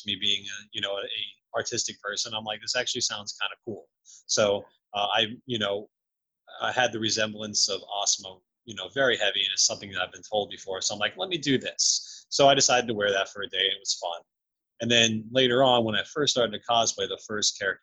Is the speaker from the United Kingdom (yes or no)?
no; Orlando, Florida, United States; I grew up in Orlando, Florida